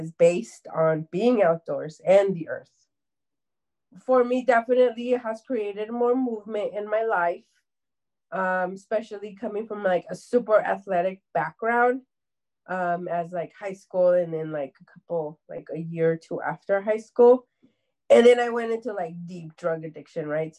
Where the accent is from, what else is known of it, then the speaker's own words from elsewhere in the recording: Anaheim, California, United States; I was raised and born in Anaheim, California